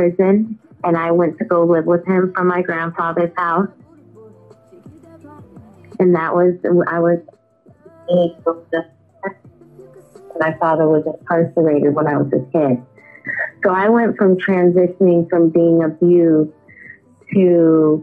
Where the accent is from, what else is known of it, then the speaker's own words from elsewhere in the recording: United States; also born or lived in Renton, Washington / Texas / California; I grew up in Texas and California